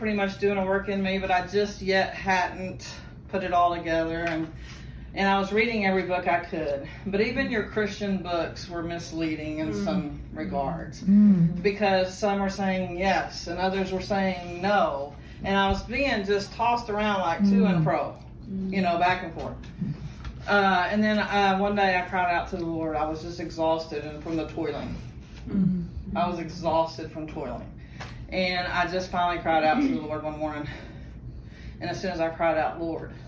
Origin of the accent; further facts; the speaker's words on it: Fort Worth, Texas, United States; I'm from Fort Worth.